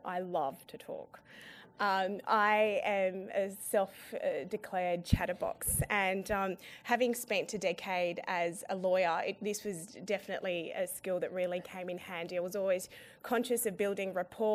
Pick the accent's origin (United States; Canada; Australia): Australia; Sydney, New South Wales; also born or lived in Afghanistan; I'm from Sydney